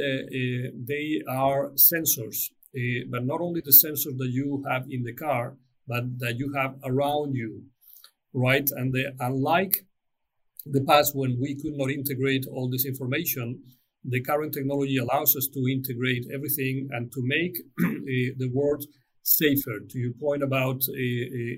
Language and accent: English; Spain; my home country in Spain